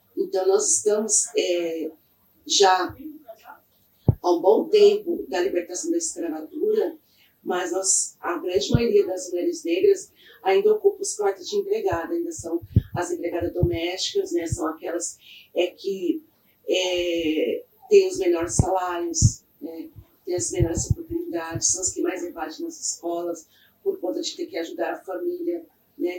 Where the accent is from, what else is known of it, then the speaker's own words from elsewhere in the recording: São Paulo, Brazil; also born or lived in Mogi das Cruzes; eu sou nascida de São Paulo é, me criei na Zona Sul de São Paulo, no bairro do Real Parque